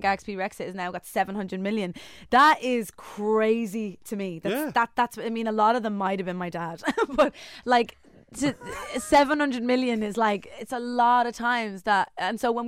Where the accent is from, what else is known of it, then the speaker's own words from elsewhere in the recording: Ireland; I'm Irish.